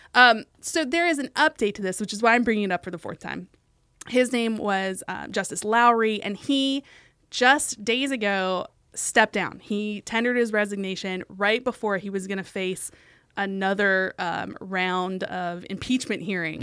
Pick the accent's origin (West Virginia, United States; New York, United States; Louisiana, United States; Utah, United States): West Virginia, United States; my home state of West Virginia